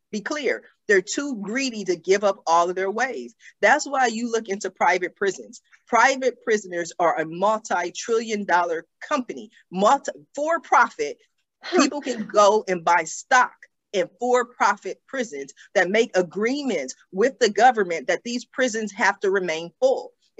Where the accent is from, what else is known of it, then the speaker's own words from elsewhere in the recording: Los Angeles, California, United States; I grew up in Los Angeles.